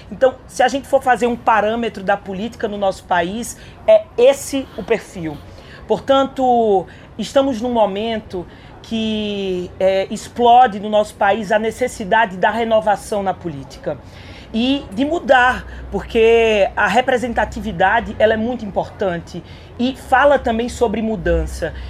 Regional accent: Caruaru, Pernambuco, Brazil; Eu sou de Caruaru, sou do interior, vem de lá

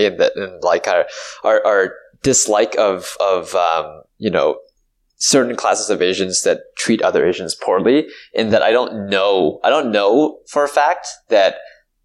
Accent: Canada; me as a Canadian

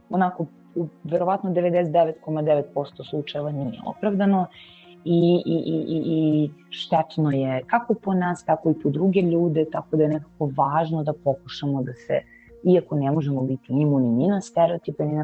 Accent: Serbia; ja sam uh, Srpkinja

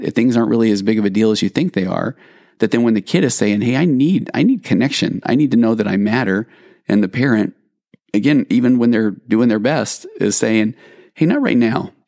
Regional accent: Sandy, Utah, United States; now in California, United States; growing up in Sandy, Utah

